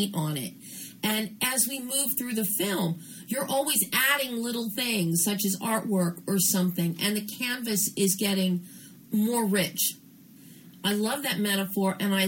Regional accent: Philadelphia, Pennsylvania, United States; I'm from Philly.

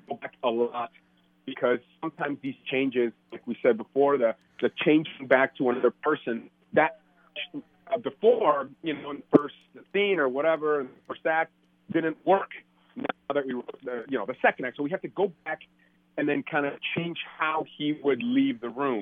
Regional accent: outside Detroit, Michigan, United States; also born or lived in Mexico City, Mexico; It's my hometown

